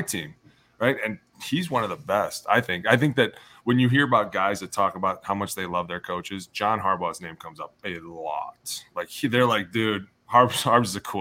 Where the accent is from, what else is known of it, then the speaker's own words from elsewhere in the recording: Ohio, United States; I'm from Ohio